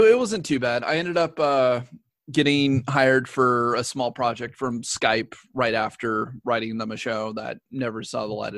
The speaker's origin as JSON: {"language": "English", "area": "Tulalip Indian Reservation", "region": "Washington", "country": "United States", "tie": "born or raised there", "said": "I'm actually from a reservation. Like I'm from the Tulalip Indian Reservation. Like, that's where I grew up."}